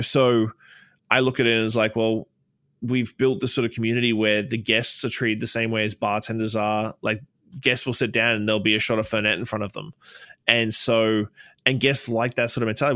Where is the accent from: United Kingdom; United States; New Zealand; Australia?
Australia; moved away as an adult; now in Canada; a transplant from Australia. I've been here 15 years, um, but for some reason my accent won't wane